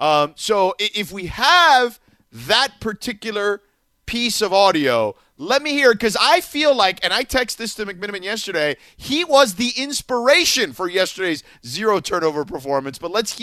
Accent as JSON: {"language": "English", "town": "Boston", "region": "Massachusetts", "country": "United States", "said": "I'm from Boston."}